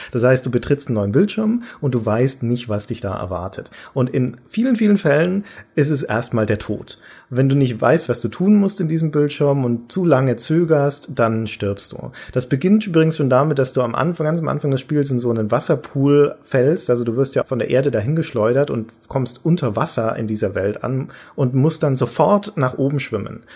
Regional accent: Nuremberg, Bavaria, Germany; In Nürnberg zum Beispiel, meiner Heimatstadt

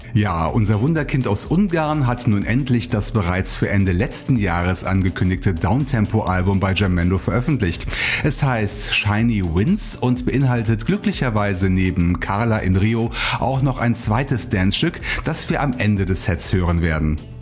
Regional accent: Bonn, North Rhine-Westphalia, Germany; als Bonner Urgestein

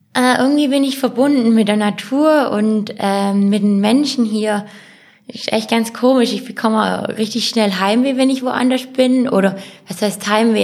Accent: Ulm, Baden-Württemberg, Germany; ich bezeichne auch Ulm als meine Heimat

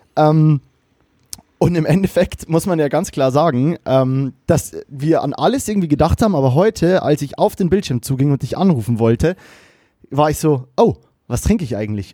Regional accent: Bavaria, Germany; now in Cologne, Germany; mir als Bayer, der in Köln lebt

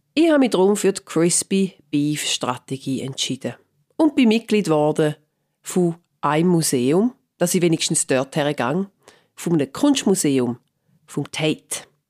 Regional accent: Switzerland; now in London, United Kingdom

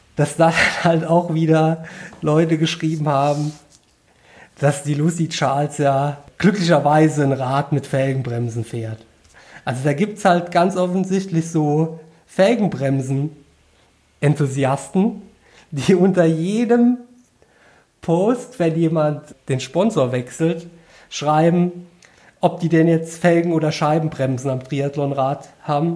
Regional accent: Koblenz, Rhineland-Palatinate, Germany; bei uns in Koblenz

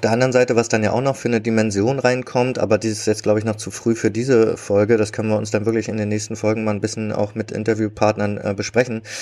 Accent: Berlin, Germany; als Berliner

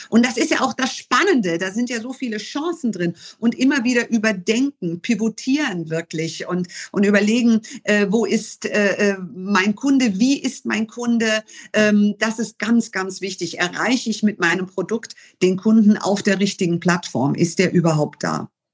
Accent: Germany; so viel Deutsches, weil ich hier geboren und hier aufgewachsen bin

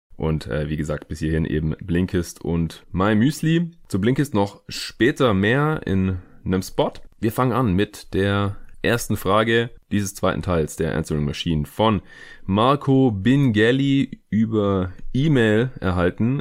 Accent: near Stuttgart, Baden-Württemberg, Germany; aus Reutlingen, also aus der Nähe von Stuttgart, wo ich aufgewachsen bin.

